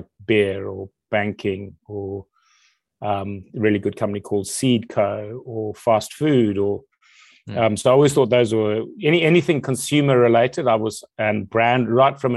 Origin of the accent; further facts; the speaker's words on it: Zimbabwe; now in United Kingdom; I guess growing up in Zimbabwe and Africa